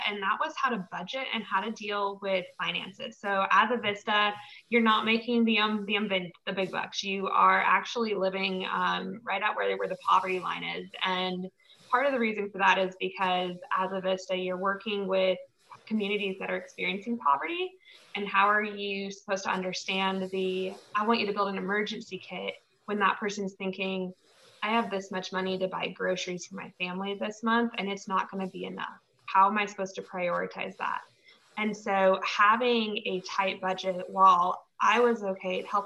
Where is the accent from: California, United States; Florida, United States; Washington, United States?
Washington, United States; Eastern; moved away; growing up in Eastern Washington